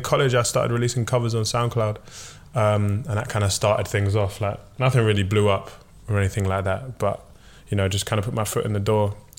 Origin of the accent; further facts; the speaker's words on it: London, United Kingdom; I'm from South London